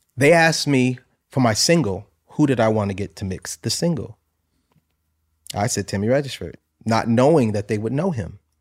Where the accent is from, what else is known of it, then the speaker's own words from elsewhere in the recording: New Haven, Connecticut, United States; I'm from New Haven, Connecticut